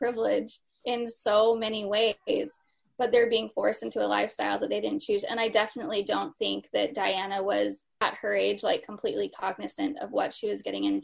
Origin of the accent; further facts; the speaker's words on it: United States; my national identity as an American